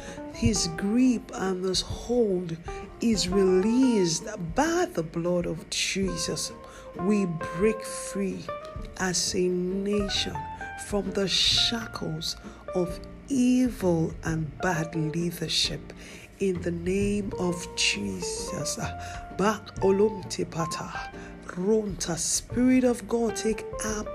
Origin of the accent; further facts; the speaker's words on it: Nigeria; our nation, Nigeria? That's my home country.